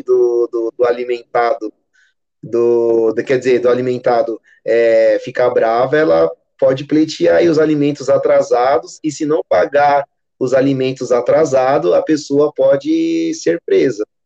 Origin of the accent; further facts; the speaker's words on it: São Paulo, Brazil; Sou natural aqui de São Paulo. Moro na Zona Leste